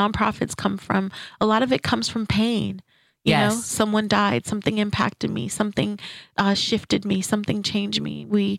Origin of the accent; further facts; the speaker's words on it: St. Kitts & Nevis; first language French; English is a second language; moved away; also born or lived in Saint-Laurent, Quebec, Canada; when I moved here, I'm originally from St. Kitts, and I lived in Canada in Quebec, and my basic schooling was in Saint-Laurent. And when I moved here as a preteen, I had a hard time fitting in.